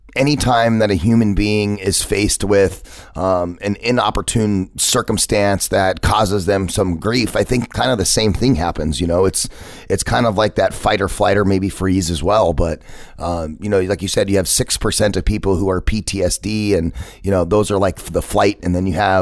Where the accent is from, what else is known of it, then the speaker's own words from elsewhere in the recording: Phoenix, Arizona, United States; I felt like I had to get out of my hometown. I had to get away from Phoenix